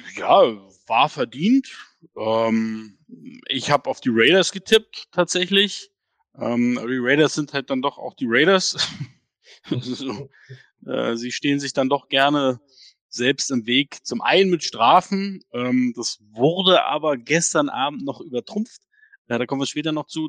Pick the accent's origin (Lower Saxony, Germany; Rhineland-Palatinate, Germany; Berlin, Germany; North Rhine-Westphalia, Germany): Berlin, Germany; accent: Berliner Schnauze; du und ich alle Berliner Schnauzen